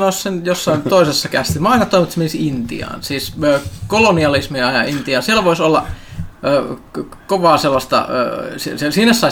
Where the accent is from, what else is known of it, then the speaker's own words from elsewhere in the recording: Kainuu, Finland; now in Southern Finland, Finland; pienenä siellä kaukaisessa Kainu, Kainuussa